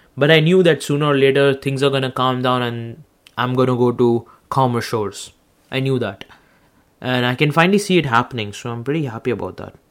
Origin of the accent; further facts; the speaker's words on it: India; now in Canada; I'm an Indian. I come from India.